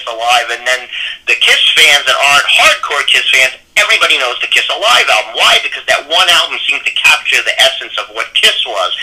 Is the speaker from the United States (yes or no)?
yes; New York City, New York, United States; I'm from New York